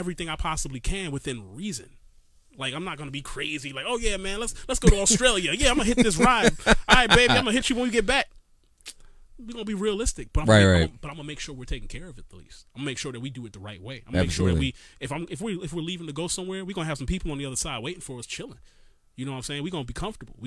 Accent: New York City, New York, United States; now in Maryland, United States; I am from Brooklyn, New York still

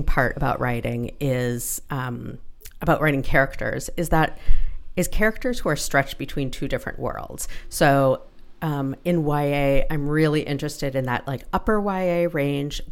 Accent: Toronto, Ontario, Canada; also born or lived in Ottawa / Calgary / Montreal / Halifax; I spent most of my childhood in Toronto and going back and forth between Toronto and Ottawa

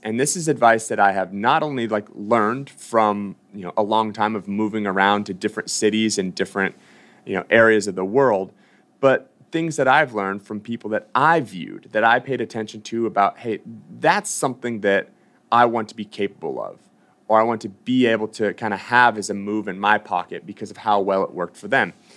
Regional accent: Boston, Massachusetts, United States; moved away; I'm from Boston. I used to train at Reebok CrossFit One.

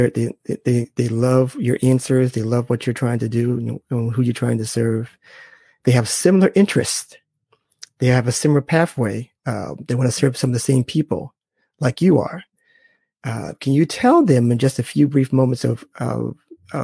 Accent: Boston, Massachusetts, United States; I'm from Boston.

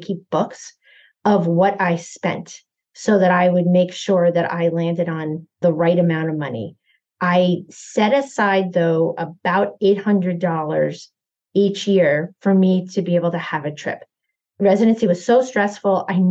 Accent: New York City area, United States; we grew up in the New York City area

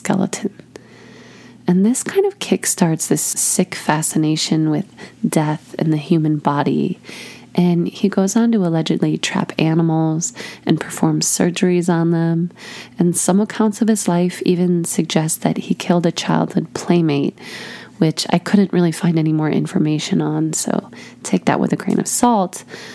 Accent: Chicago, Illinois, United States; I'm from Chicago myself

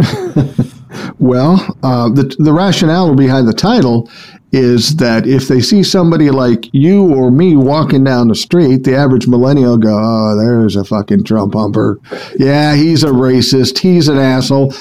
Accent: Minneapolis, Minnesota, United States; I grew up in South Minneapolis

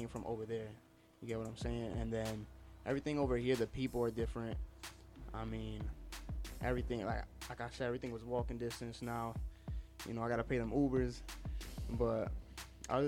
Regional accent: Union City, New Jersey, United States; moved away as an adult; now in Yonkers, United States; I grew up in Union City back in Jersey. I was there for like 19 years

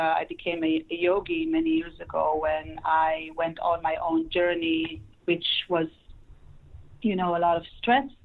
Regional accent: Israel; moved away as an adult; now in Los Angeles, United States; I moved to United States from Israel and grew up in Israel, and I am residing in Los Angeles since then

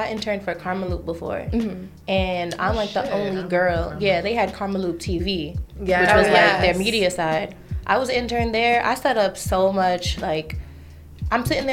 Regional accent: New York City, New York, United States; I'm from Brooklyn

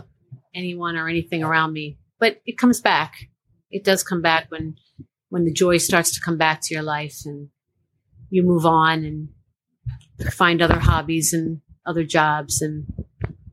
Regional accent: Lafayette Hill, Pennsylvania, United States; moved away as an adult; also born or lived in Miami / New Jersey; now in Philadelphia, United States; I grew up in Lafayette Hill.

